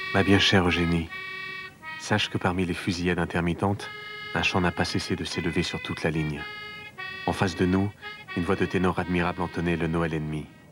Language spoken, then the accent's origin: French; Flanders and Artois, Hauts-de-France, France; Flandre et Artois, c'est mon pays d'origine